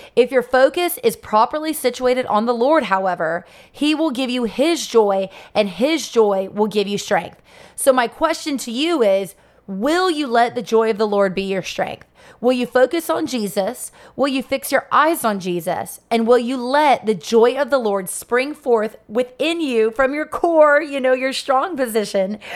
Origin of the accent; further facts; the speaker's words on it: Sebring, Florida, United States; my hometown of Sebring, Florida